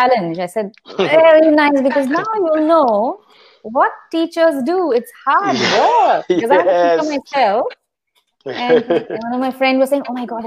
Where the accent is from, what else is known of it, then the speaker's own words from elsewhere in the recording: India; moved away; I'm in Indian here, so I'm also connected with the Indian expat community in my city.